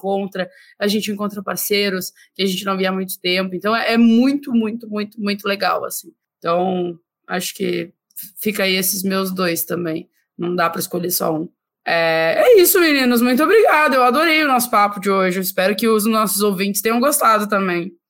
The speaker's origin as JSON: {"language": "Portuguese", "region": "Rio Grande do Sul", "country": "Brazil", "said": "É, para mim, né, como gaúcha, estar lá no Rio Grande do Sul, num evento lá"}